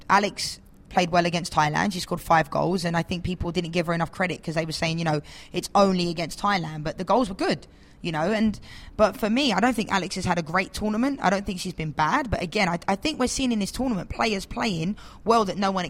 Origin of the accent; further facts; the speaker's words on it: England, United Kingdom; I'm from England.